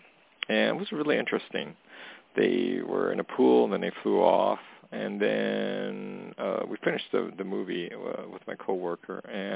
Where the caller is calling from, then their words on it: Canada; calling from Canada.